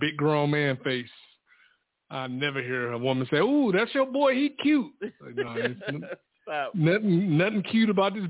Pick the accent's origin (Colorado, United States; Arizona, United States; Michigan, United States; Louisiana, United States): Michigan, United States; Detroit; I'm from Detroit